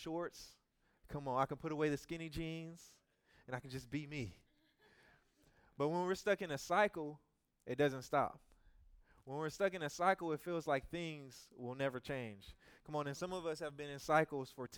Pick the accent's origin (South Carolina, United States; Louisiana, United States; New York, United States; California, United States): Louisiana, United States; I'm from Louisiana.